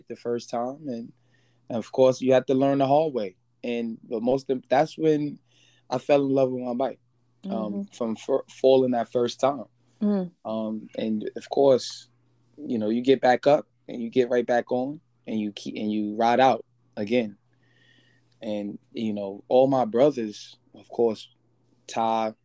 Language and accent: English; New York City, New York, United States; born and raised in the Bronx. I grew up just riding bikes.